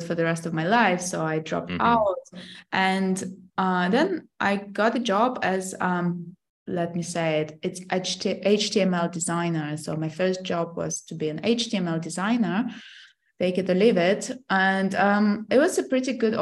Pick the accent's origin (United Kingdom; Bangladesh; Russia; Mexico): Russia; moved away; So I'm from Russia originally.